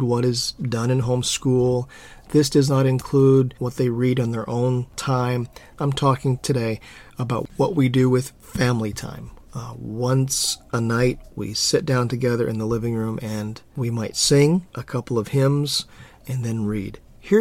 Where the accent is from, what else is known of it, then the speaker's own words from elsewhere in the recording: Hawaii, United States; Growing up in Hawaii, I always loved when our church had potluck